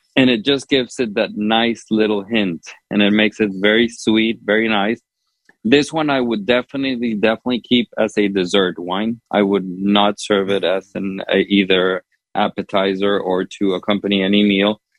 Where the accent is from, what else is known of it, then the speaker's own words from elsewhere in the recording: Honduras; now in United States; growing up in Honduras, but also here in the States